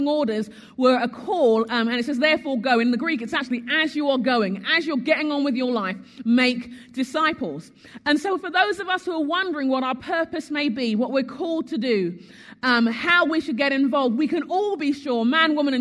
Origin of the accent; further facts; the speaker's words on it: United Kingdom; moved away as an adult; also born or lived in Sheffield, England; now in United States; as a Brit